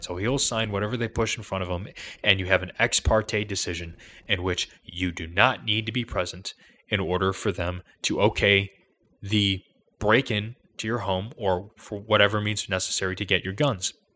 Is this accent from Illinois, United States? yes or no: yes; Chicago, Illinois, United States; I'm from Chicago.